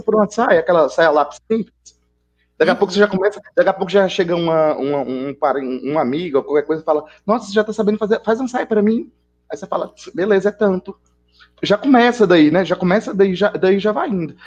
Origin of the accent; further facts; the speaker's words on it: Bahia, Brazil; eu sou aqui da Bahia